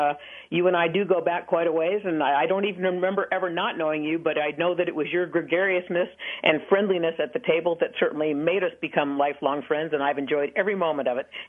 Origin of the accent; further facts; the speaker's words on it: Seattle, Washington, United States; moved away as an adult; now in Las Vegas, United States; I'm from Seattle, Washington